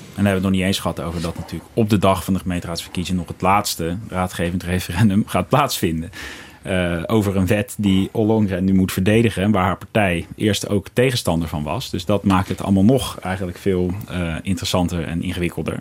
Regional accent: Rotterdam, South Holland, Netherlands; ik ben zelf een Rotterdammer

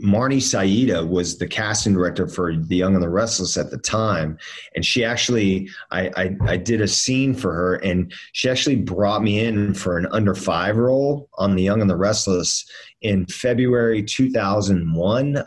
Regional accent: Miami, Florida, United States; moved away; also born or lived in Northern Virginia; I grew up down in Miami, living in Miami.

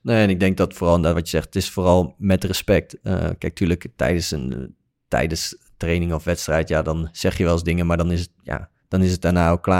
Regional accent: Netherlands; wij als Nederlandse speler

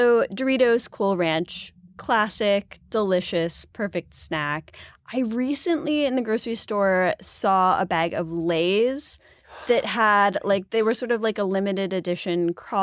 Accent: Buffalo, New York, United States; Like I'm from Buffalo. It's got to be blue cheese.

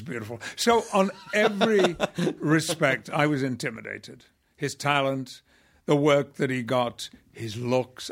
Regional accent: Yorkshire and the Humber, United Kingdom; moved away; I'm a Yorkshireman

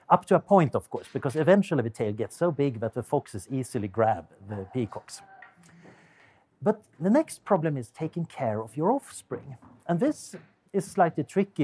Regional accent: Sweden; accent: Swedish; English is a second language; now in Oxford, United Kingdom; as you can hear from my accent, I'm originally Swedish

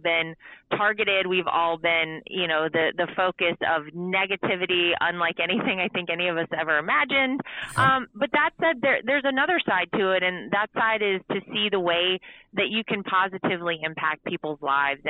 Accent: North Carolina, United States; moved away; I grew up in North Carolina. It's my home state.

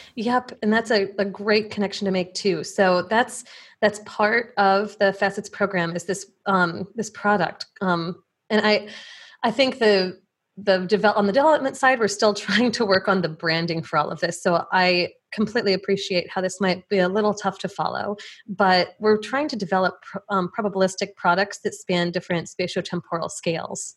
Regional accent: Plainfield, Illinois, United States; born or raised there

